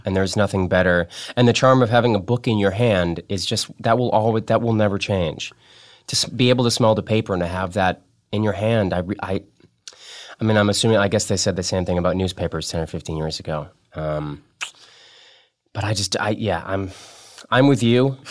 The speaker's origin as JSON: {"language": "English", "region": "Massachusetts", "country": "United States", "said": "I'm also from Massachusetts"}